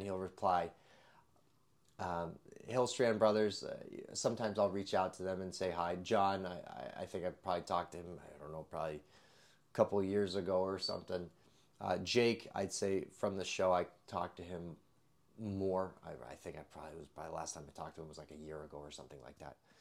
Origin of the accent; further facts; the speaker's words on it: West Springfield, Massachusetts, United States; moved away as an adult; also born or lived in Alaska / northern Connecticut; now in Connecticut, United States; West Springfield, Mass